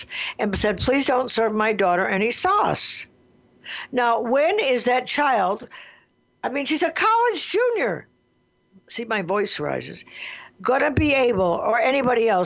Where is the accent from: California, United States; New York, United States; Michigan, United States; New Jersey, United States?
Michigan, United States; Detroit; I grew up in Detroit, Michigan